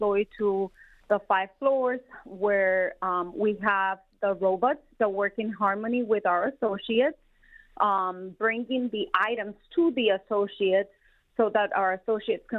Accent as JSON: {"language": "English", "country": "Colombia", "tie": "born or raised there", "also_born_or_lived": "South Carolina", "moved": "as an adult", "lives_now": "Detroit, United States", "said": "I was born and raised in Colombia, South America. I went all the way through high school"}